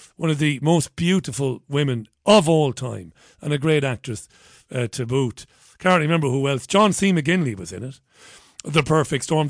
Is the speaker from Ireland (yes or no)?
yes; Ireland; moved away; also born or lived in London; I'm an Irish guy